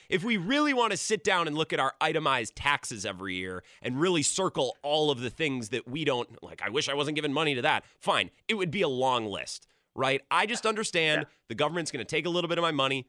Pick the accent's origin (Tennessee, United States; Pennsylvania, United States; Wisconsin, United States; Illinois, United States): Wisconsin, United States; Hayward; a son of northern Wisconsin like myself